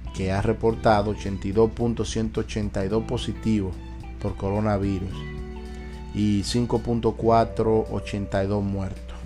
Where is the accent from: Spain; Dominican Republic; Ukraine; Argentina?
Dominican Republic; now in United States; mi país, República Dominicana